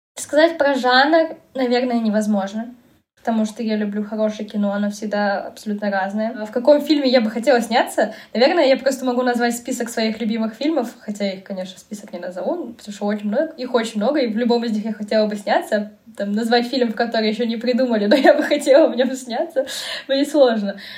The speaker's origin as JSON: {"language": "Russian", "country": "Kazakhstan", "moved": "as an adult", "lives_now": "Moscow, Russia", "said": "Я из Казахстана"}